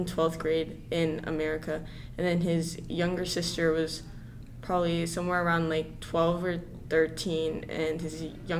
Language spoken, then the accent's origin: English; North Alabama, United States; I was born in North Alabama, so I've been in the school system for 15 years.